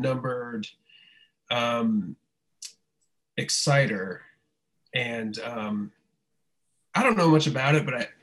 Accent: North Carolina, United States; also born or lived in Winston-Salem, North Carolina; I'm from North Carolina. I'm in Winston-Salem.

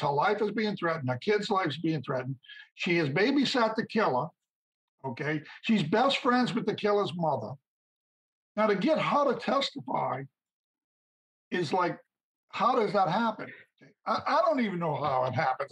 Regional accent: St. Bernard Parish, Louisiana, United States; my hometown, St. Bernard Parish, Louisiana

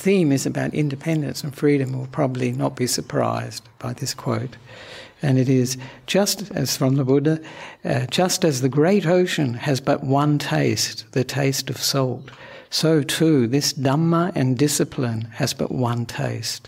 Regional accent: Australia; moved away as an adult; also born or lived in Sri Lanka; I'm an Australian monk

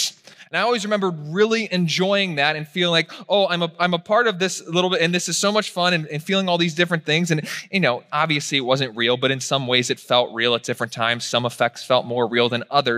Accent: Virginia, United States; I was raised in Virginia

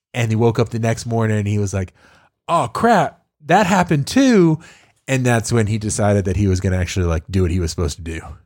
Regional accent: Tyler, Texas, United States; I grew up there

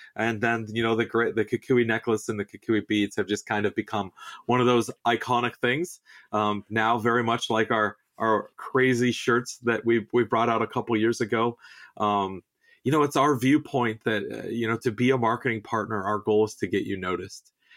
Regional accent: Southern California, United States; I grew up in the Southwest, uh, you know, I'm a native Southern Californian

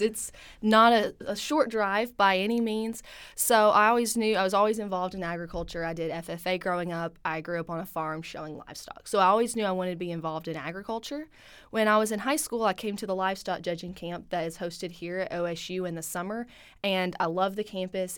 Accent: Milton, Tennessee, United States; moved away as an adult; now in Stillwater, United States; I'm originally from Milton, Tennessee

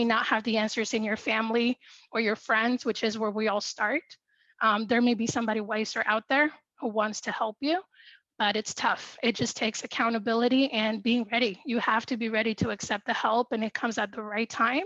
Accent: Dominican Republic; I'm from the Dominican Republic

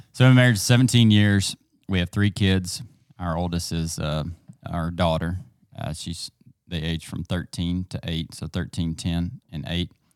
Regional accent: East Texas, United States; I grew up here in East Texas in a small town.

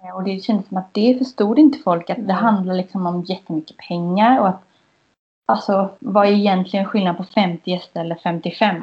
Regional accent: Kalmar, Kalmar County, Sweden; now in Gothenburg, Sweden; Jag är från eh, Kalmar

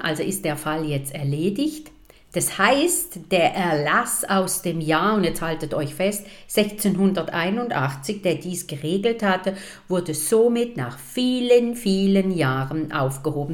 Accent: Munich, Bavaria, Germany; now in St. Gallen, Switzerland; Ich bin in München geboren

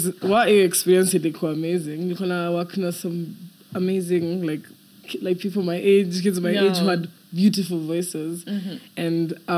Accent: Nairobi, Kenya; I was raised most of my life along Bagadi Road. I lived at Airport View.

